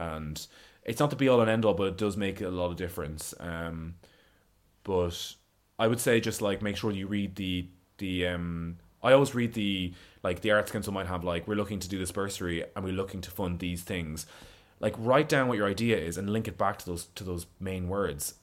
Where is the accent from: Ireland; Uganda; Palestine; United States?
Ireland; Roscommon, Connacht; born or raised there; now in London, United Kingdom